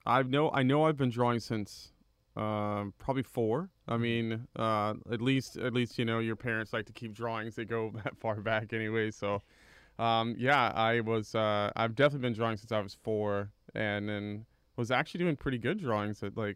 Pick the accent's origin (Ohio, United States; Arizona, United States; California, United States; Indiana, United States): California, United States; also born or lived in Miami, Florida; now in College Station, United States; Well, currently live in College Station, but we moved around a lot, so I spent a lot of time in California and then kind of Southern Florida, Miami area.